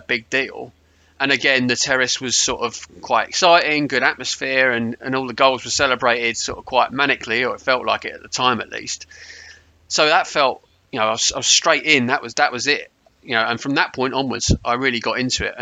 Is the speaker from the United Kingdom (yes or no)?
yes; Potters Bar, East of England, United Kingdom; So I grew up in Potter's Bar